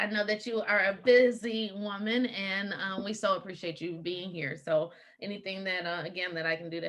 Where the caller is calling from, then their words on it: Lathrop Village, Michigan, United States; I'm calling in from Lathrop Village, Michigan, in Oakland County